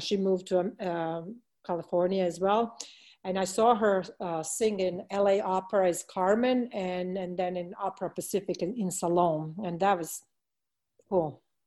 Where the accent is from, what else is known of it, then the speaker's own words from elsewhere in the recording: Belgrade, Serbia; moved away; my hometown of Belgrade